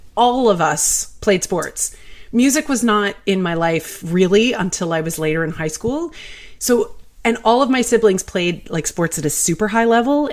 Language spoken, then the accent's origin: English; Canada; I'm Canadian